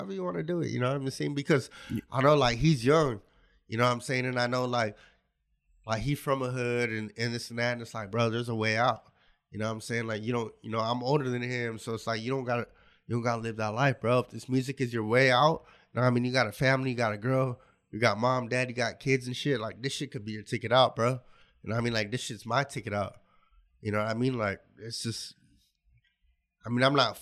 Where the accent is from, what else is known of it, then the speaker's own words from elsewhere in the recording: Garden Grove, California, United States; also born or lived in Santa Barbara, California; now in Lompoc, United States; I'm originally from Garden Grove, California